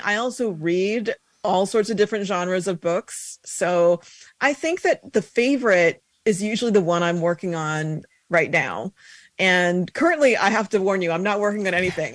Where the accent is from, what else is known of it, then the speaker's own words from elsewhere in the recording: Colorado, United States; moved away as an adult; So I grew up in Colorado